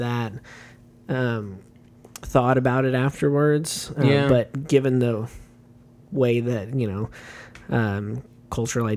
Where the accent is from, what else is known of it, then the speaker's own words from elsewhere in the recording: United States; as an American